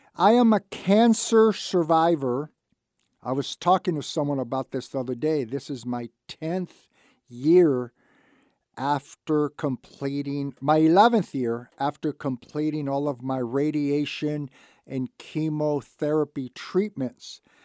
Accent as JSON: {"language": "English", "town": "Santa Barbara", "region": "California", "country": "United States", "tie": "born or raised there", "said": "I was born and raised in Santa Barbara."}